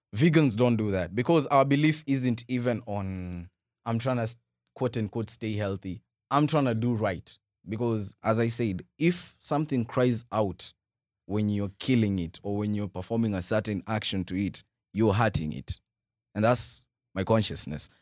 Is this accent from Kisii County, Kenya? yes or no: yes; Kisii, Kisii County, Kenya; also born or lived in Umoja, Nairobi; now in Nairobi, Kenya; my hometown, born, born in Kisii